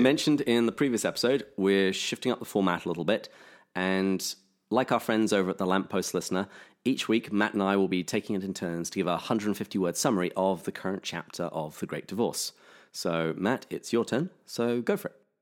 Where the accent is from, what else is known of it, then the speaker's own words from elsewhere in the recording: England, United Kingdom; now in California, United States; I'm English